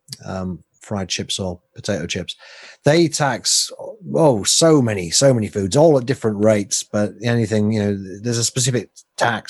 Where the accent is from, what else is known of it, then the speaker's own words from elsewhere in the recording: England, United Kingdom; I'm English.